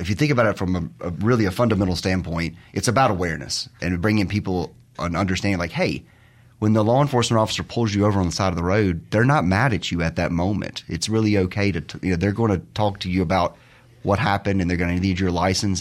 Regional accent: Terry, Mississippi, United States; I'm from Mississippi, grew up in Terry, the thriving metropolis of Terry

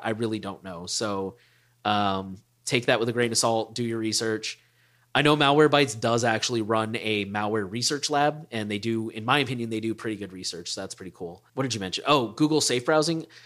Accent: Texas, United States; I'm from Texas

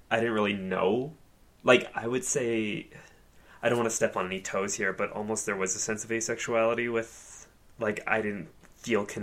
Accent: Australia; when I was a kid growing up in Australia

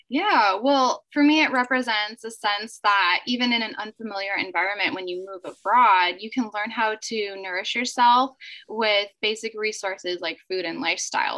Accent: United States; moved away as an adult; also born or lived in South Korea; my home country in the United States

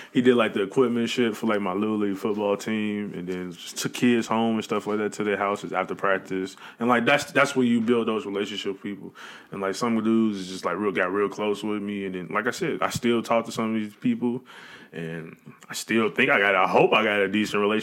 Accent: Chicago, Illinois, United States; moved away; I'm from Chicago, but I didn't realize the South Side was a bad place until I left the South Side of Chicago

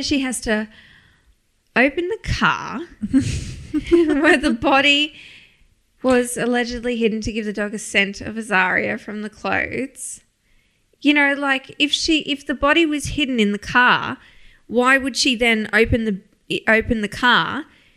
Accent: Australia

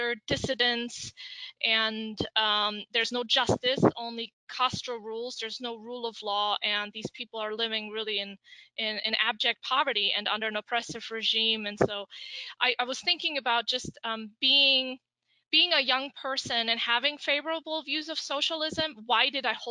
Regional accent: Germany; moved away; I grew up in West Germany

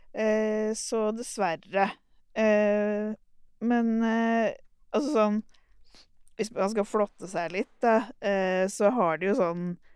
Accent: Turkey; now in Oslo, Norway; Jeg er jo opprinnelig fra Tyrkia

